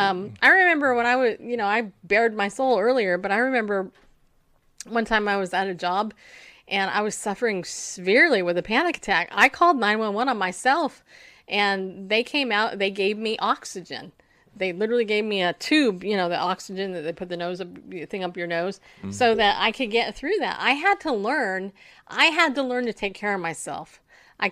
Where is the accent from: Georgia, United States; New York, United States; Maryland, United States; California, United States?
New York, United States; I'm from New York. I mean, hello. I was born with a mom from New York, and, you know, little outspoken woman.